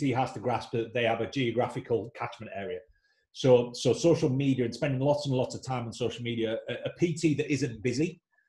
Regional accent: United Kingdom; moved away; also born or lived in Leeds / London; worked back up north in my hometown

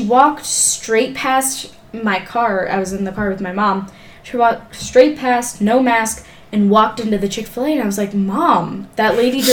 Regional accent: California, United States; now in Ohio, United States; I'm from California

